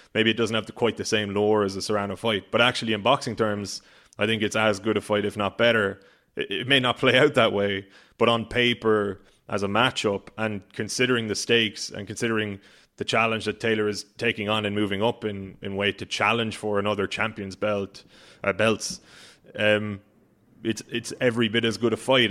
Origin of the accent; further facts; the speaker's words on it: Ireland; being an Irish sports fan, which everybody knows I am